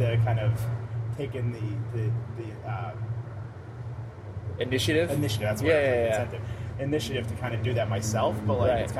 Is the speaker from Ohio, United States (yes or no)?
no; Brooklyn, New York, United States; In Brooklyn.